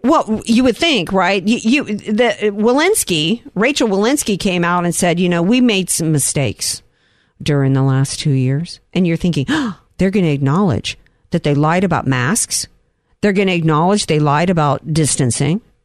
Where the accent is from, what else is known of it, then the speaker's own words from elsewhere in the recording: Louisiana, United States; now in San Diego, United States; my home state of Louisiana